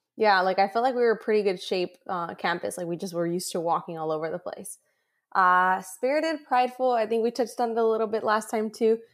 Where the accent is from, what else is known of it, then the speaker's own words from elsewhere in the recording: San Diego, California, United States; I come from San Diego where you have some of the most gorgeous beaches